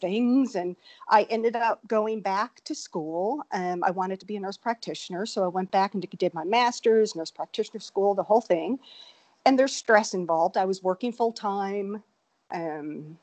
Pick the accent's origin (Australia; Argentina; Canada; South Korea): Canada; Newfoundland and Labrador; moved away as an adult; now in Austin, United States; I actually grew up in Newfoundland, Canada